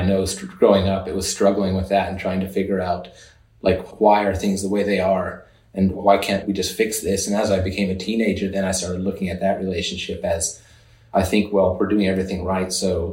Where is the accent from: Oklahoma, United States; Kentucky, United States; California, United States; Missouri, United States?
Oklahoma, United States; born there; There where I was born in Oklahoma, we had a dairy. Our family had a dairy, ran a small dairy